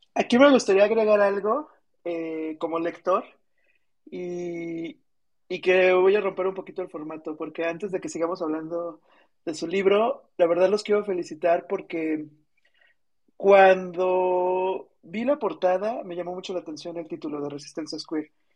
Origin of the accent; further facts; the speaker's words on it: Celaya, Guanajuato, Mexico; moved away; also born or lived in Querétaro / Mexico City; Yo soy de Celaya, Guanajuato